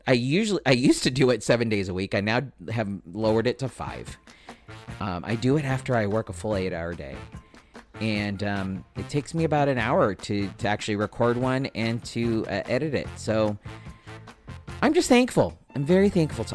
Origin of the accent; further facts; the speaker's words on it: Spring Valley, United States; I'm just some kid from Spring Valley who grew up here